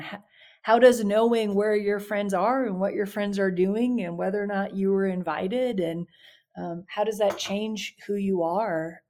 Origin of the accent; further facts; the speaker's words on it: Baton Rouge, Louisiana, United States; I grew up in Baton Rouge